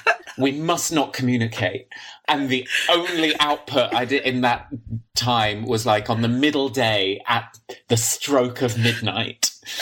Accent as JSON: {"language": "English", "region": "London", "country": "United Kingdom", "said": "And I'm from London."}